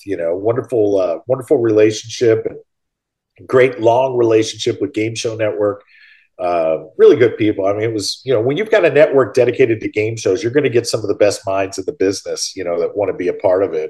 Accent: St. Louis, Missouri, United States; moved away; my hometown of St. Louis.

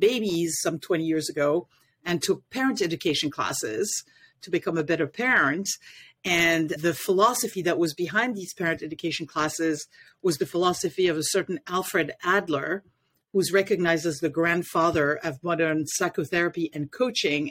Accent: Paris, Île-de-France, France; now in Washington D.C. area, United States; I was born and raised in Paris, France

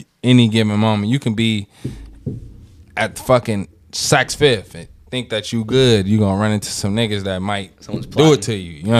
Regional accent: San Francisco, California, United States; Growing up in San Francisco, bro

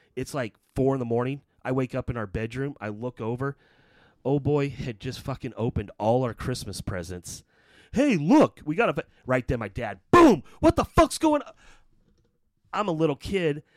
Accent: Belton, Missouri, United States; also born or lived in Raytown, Missouri / Kansas City; growing up in Belton until age of ten.

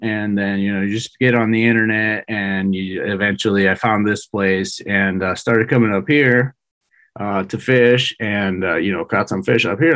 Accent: Mexico; moved away as an adult; also born or lived in San Diego / Bay Area; I was born and raised in Mexico

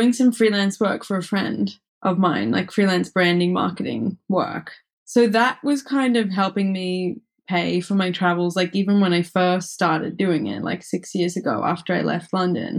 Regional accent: Brisbane, Queensland, Australia; moved away as an adult; now in Paris, France; I am from Brisbane in Australia, which is on the East Coast, subtropical climate. And I lived there until I was about 25.

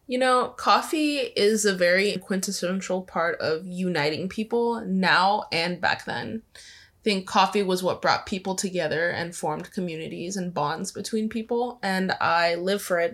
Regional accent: Angola; moved away; when I was growing up, I lived in Angola

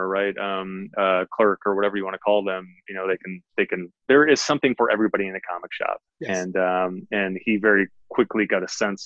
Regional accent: Detroit, Michigan, United States; I grew up in a housing project in Detroit, Michigan

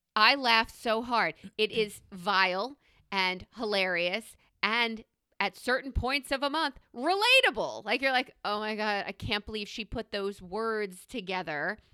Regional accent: New York, United States; as a New Yorker

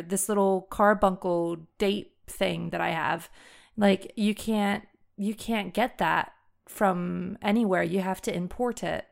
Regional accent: United States; first language English; moved away; people like to correct the way I pronounce things, even though I'm pronouncing them as an American

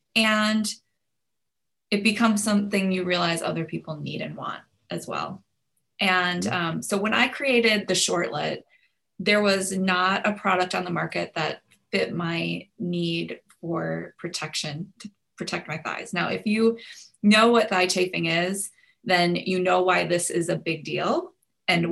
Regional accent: Minnesota, United States; now in Houston, United States; I'm from Minnesota

